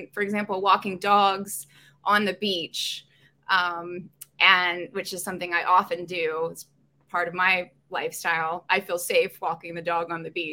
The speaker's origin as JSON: {"language": "English", "region": "Maryland", "country": "United States", "tie": "born or raised there", "also_born_or_lived": "California / Asheville, North Carolina / Boston / Copenhagen", "moved": "as an adult", "lives_now": "Rockaway, United States", "said": "I grew up in Maryland"}